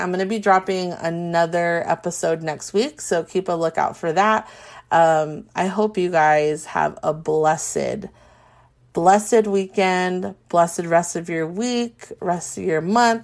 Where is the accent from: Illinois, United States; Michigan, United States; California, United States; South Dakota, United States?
California, United States; Carson; now in Orange County, United States; I'm from the Carson area